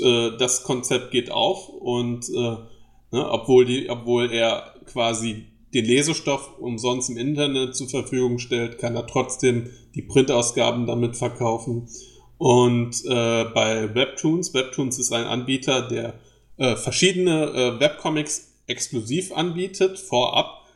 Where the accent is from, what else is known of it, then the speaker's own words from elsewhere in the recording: Germany; accent: German; meinem deutschen Akzent